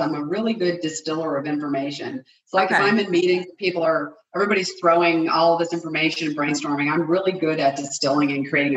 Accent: New England, United States; I'm born and raised in New England

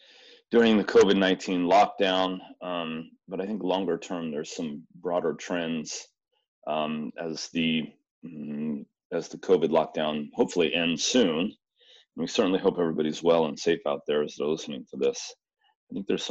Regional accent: Southern California, United States; Born and raised in Southern California

